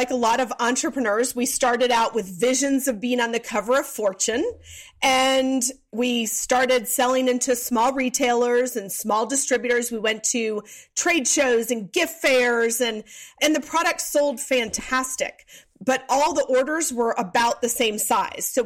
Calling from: Atlanta, Georgia, United States; I am in Atlanta, Georgia.

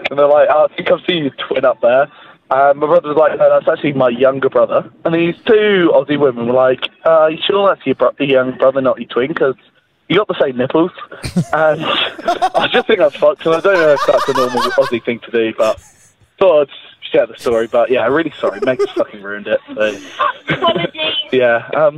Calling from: Manchester, North West England, United Kingdom; Calling once again from Manchester.

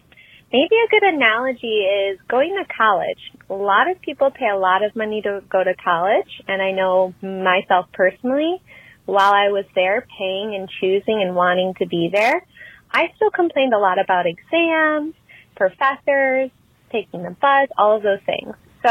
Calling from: Wisconsin, United States; I'm calling from Wisconsin.

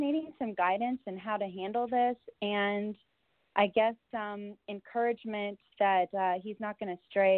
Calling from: San Antonio, Texas, United States; … from San Antonio, Texas.

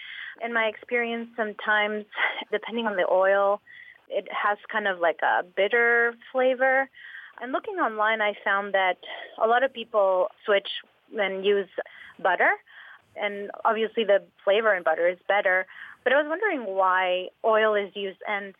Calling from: Austin, Texas, United States; I'm calling from Austin, Texas.

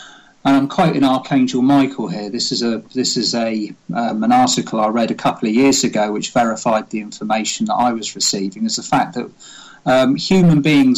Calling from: Wimborne, South West England, United Kingdom; I am speaking from my office in my house in Wimborne.

